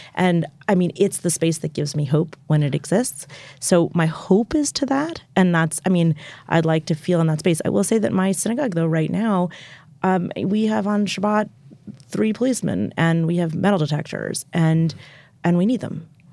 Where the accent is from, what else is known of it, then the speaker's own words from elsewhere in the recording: United States; I'm an American Jew